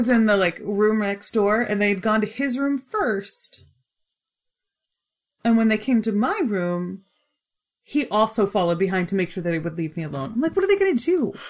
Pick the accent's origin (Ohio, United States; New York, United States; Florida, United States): Ohio, United States; Dayton; also born or lived in Troy, Ohio / Kettering, Ohio / Bellbrook, Ohio / Bowling Green, Ohio; I was born in Troy. Mm-hmm. Then we moved to Kettering. And then we moved to Bellbrook. So we just went down 75.